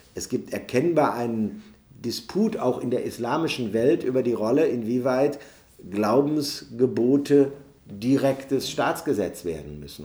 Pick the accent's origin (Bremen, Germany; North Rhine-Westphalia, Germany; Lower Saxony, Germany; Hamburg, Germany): North Rhine-Westphalia, Germany; Neuss; In meiner Heimatstadt Neuss gibt es eine super lebendig griechisch-orthodoxe äh, Kirchengemeinde